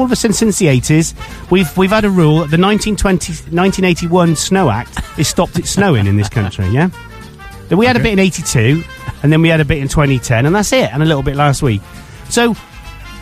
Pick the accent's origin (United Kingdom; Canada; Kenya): United Kingdom; we are British